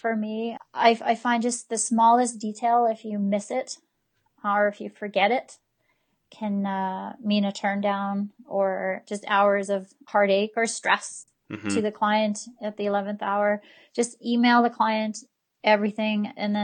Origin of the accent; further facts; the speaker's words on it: the Kootenays, British Columbia, Canada; also born or lived in Alberta; now in Cranbrook, Canada; I'm from the Kootenays. I've lived here most of my life, but I actually moved to Alberta for 10 years